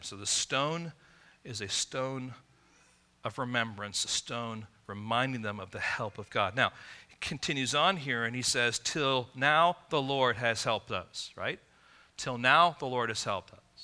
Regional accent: Midwest, United States; moved away as an adult; also born or lived in Michigan; now in California, United States; I grew up in the Midwest

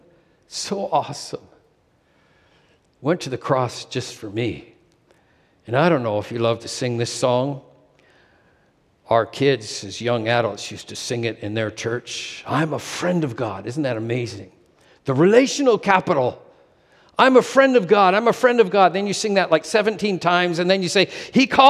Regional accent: Canada; moved away as an adult; also born or lived in Asia / Alberta; Sherry and I had moved back to Canada, not living in my hometown

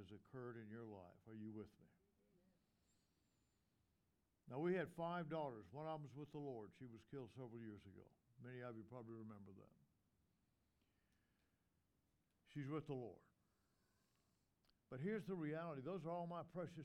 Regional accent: the South, United States; in the South, we call our wives mother and brother, father

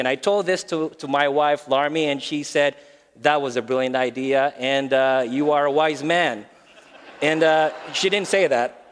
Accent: Philippines; English is a second language; moved away as an adult; also born or lived in Maryland, United States; now in Phoenix, United States; we're originally from the Philippines. We've been in the States for about 12 years now.

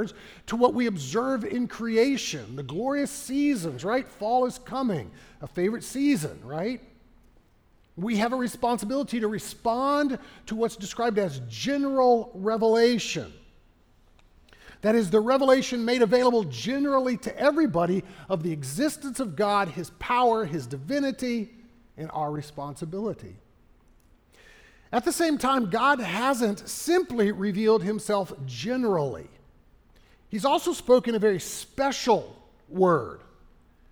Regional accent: Texas, United States; As a Texan

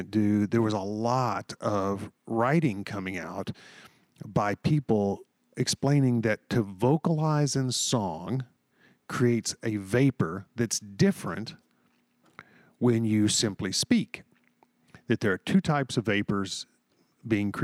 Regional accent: Texas, United States; moved away; I grew up in Texas

